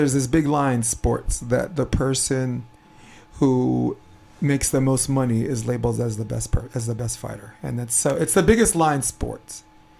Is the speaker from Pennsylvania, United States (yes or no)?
no; New York City, New York, United States; moved away; I'm from Brooklyn. Like, I wasn't about that life, but I grew up in a neighborhood where I knew who was and who wasn't.